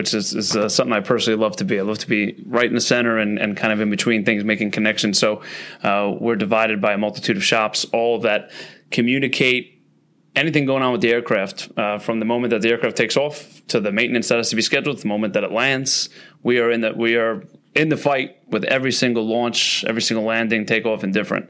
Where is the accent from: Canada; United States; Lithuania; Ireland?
United States; New York City, New York; I'm from the Bronx. Where I live, you can go down to a place called Fort Schuyler in the Silver Beach area. And my father worked a lot when I was a kid